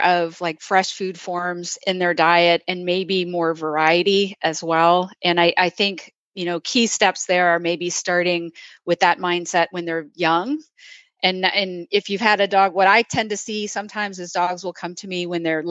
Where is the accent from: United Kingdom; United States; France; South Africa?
United States; Wisconsin; now in the South, United States; I grew up in Wisconsin